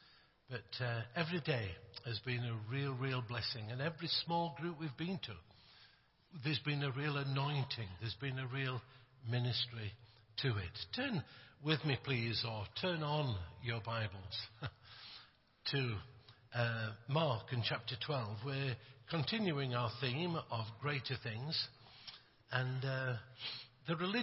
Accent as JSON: {"language": "English", "region": "Yorkshire and the Humber", "country": "United Kingdom", "said": "I come from England. I come from Yorkshire."}